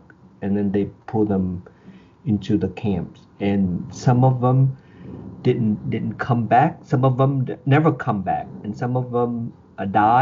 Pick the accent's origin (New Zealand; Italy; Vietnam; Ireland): Vietnam; Ho Chi Minh City; now in United States; I was born in Vietnam, in Saigon, in 1974, in September.